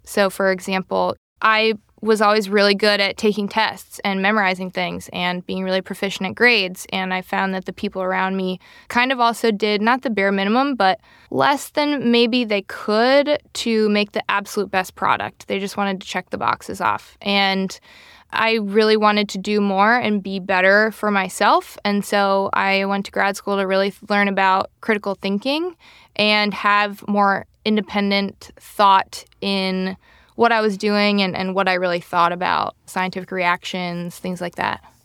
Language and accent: English; Rochester, Minnesota, United States; I grew up in Minnesota, Rochester, Minnesota